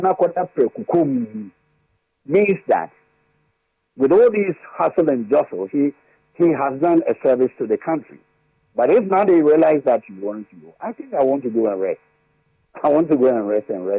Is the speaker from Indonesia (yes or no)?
no; Ghana; being a Ghanaian